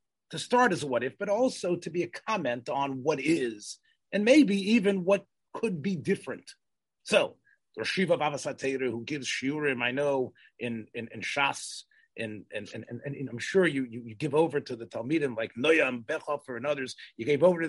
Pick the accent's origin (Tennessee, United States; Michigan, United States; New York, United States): Tennessee, United States; Memphis; growing up in Memphis, Tennessee